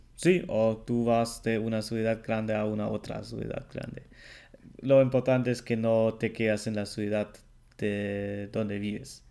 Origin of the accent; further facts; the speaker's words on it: Germany; el alemán